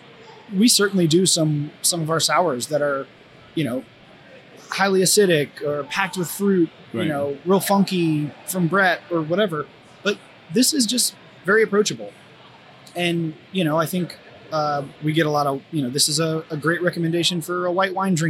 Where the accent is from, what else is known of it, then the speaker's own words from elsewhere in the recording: Raleigh-Durham area, North Carolina, United States; now in Cincinnati, United States; I'm from the Raleigh-Durham area in North Carolina